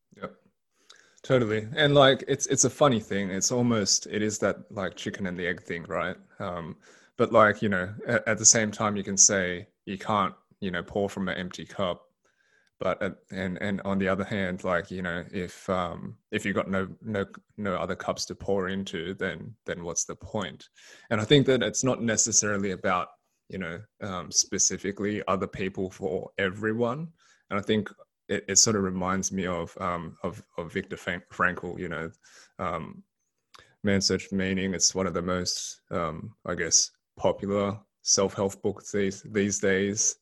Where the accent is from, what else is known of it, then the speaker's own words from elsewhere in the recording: Sydney, New South Wales, Australia; Australian born Chinese. So I was born and raised in Sydney